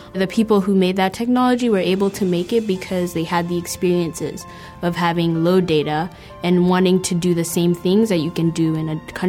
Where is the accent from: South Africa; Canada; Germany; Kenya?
Kenya; moved away as an adult; now in San Diego, United States; I grew up in Kenya for 18 years, and I'm an international student here.